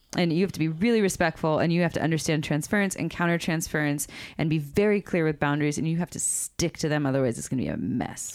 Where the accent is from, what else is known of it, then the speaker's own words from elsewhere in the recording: Santa Cruz, California, United States; We grew up in Santa Cruz